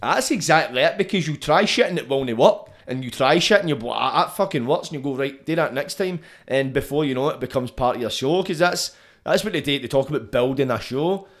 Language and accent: English; Scotland, United Kingdom; being Scottish, like, we can compare ourselves to England, but we're different